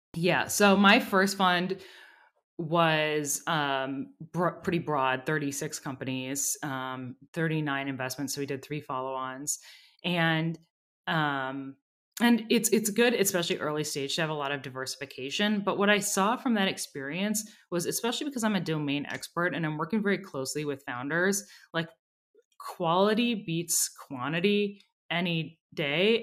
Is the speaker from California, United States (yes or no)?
no; Minneapolis, Minnesota, United States; I grew up in Minneapolis